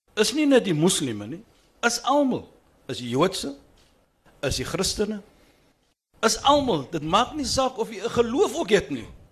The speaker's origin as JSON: {"language": "Afrikaans", "region": "Western Cape", "country": "South Africa", "said": "ek bewys net dat ek is van die Kaap."}